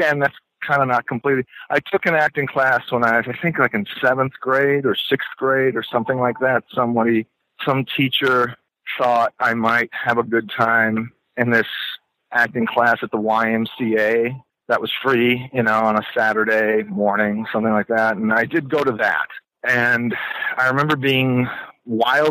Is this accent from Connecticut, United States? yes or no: no; New York City, New York, United States; I grew up in New York City in Manhattan